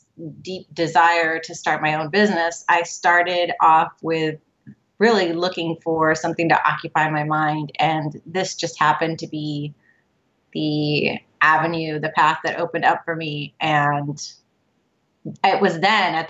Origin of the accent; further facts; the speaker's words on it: United States; My parents are Cuban immigrants. They came over from Cuba and they got married, and I was born here in the United States.